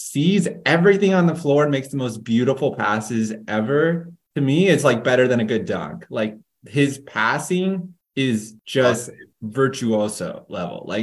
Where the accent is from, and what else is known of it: San Antonio, Texas, United States; born or raised there